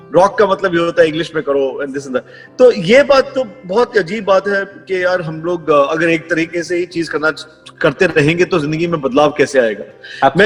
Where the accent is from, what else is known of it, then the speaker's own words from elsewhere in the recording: Jammu, Jammu and Kashmir, India; मैं जम्मू में पला बड़ा